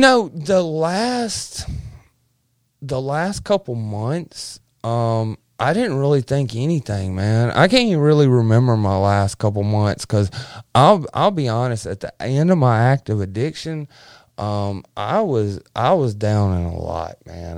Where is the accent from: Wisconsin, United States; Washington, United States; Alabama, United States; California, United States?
Alabama, United States; Verbena; also born or lived in South Florida; we moved from South Florida, um, to Clanton, Al-, Verbena, Alabama